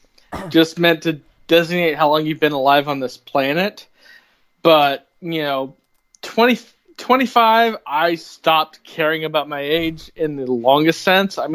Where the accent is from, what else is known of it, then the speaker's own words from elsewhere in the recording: Bloomington, United States; I grew up in Bloomington mostly. I mean, I lived in four different cities before I was 12, but I consider Bloomington where I grew up.